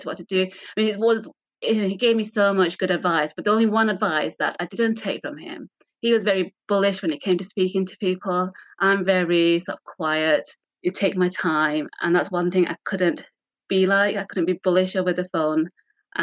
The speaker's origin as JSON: {"language": "English", "town": "Rochdale", "region": "North West England", "country": "United Kingdom", "tie": "born or raised there", "said": "Born and raised in Rochdale"}